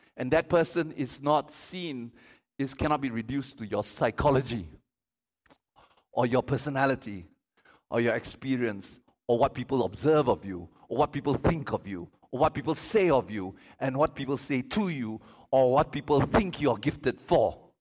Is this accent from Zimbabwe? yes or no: no; Malaysia; I'm Malaysian.